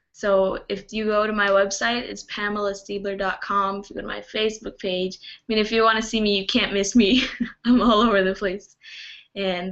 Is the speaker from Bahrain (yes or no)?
no; Brazil; also born or lived in Canada; I was born in Canada and I grew up in Brazil